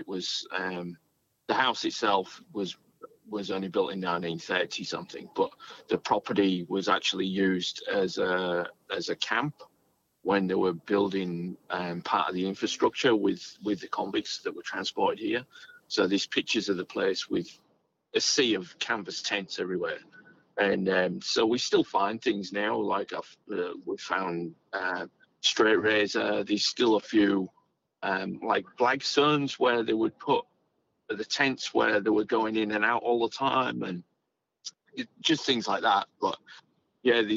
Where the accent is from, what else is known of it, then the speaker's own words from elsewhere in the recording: England, United Kingdom; now in Australia; where I grew up in England, the house was built in 1798